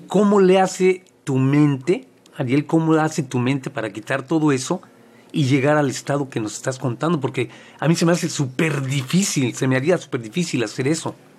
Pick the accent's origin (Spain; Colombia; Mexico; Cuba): Mexico; now in United States; soy mexicano viviendo en Estados Unidos